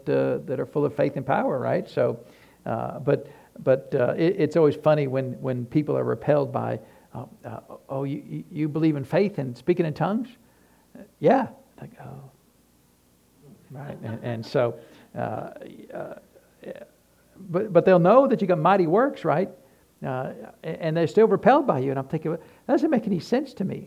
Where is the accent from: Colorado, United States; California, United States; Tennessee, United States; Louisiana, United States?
Tennessee, United States; we're from Tennessee